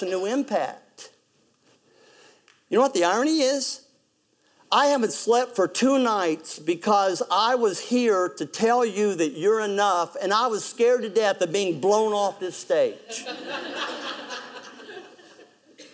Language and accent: English; West Virginia, United States; I'm from West Virginia